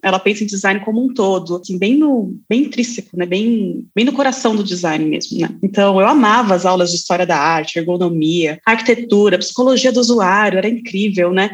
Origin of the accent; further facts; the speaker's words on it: São Paulo, Brazil; Eu cresci em São Paulo, então tinha escolas